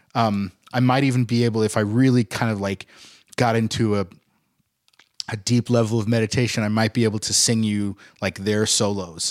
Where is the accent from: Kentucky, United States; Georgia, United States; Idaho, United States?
Idaho, United States; Boise; moved away as an adult; I'm coming from Boise. I'm coming from a little town in, in Idaho.